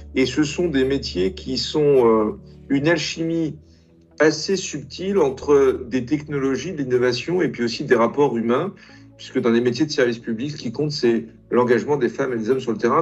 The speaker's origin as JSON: {"language": "French", "country": "France", "tie": "born or raised there", "also_born_or_lived": "Italy", "said": "Je suis arrivé en France à l'âge de, de 5 ans. Je suis italien d'origine"}